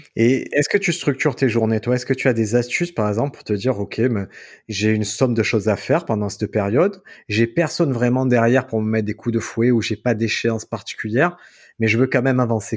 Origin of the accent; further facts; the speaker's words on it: Marseille, Provence-Alpes-Côte d'Azur, France; quand j'étais petit, à Marseille, tu as des rues typiques où tu as plusieurs kebabs